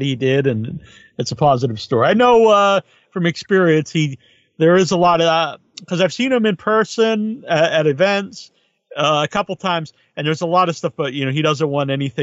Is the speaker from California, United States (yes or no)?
no; Cape Cod, Massachusetts, United States; I'm from Northeast. I'm from Cape Cod. I'm near Provincetown